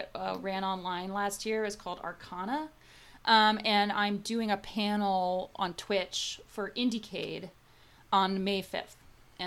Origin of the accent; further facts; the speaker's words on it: Seattle, Washington, United States; when I was a kid, I grew up in Seattle, and I used to go to Seattle Film Festival by myself.